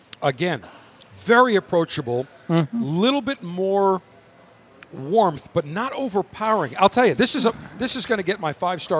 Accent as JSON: {"language": "English", "town": "Buffalo", "region": "New York", "country": "United States", "tie": "born or raised there", "said": "my hometown of Buffalo"}